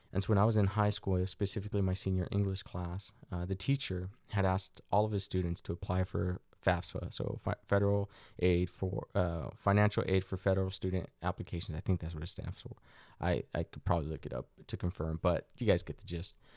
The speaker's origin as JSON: {"language": "English", "town": "Salt Lake City", "region": "Utah", "country": "United States", "tie": "born or raised there", "also_born_or_lived": "Mexico / Los Angeles", "said": "growing up in Salt Lake City, Utah"}